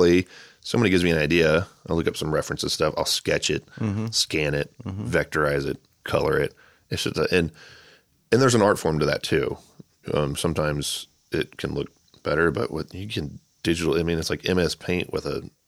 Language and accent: English; Charlotte, North Carolina, United States; born there; So I was born in Charlotte, North Carolina, which has a badass mural scene.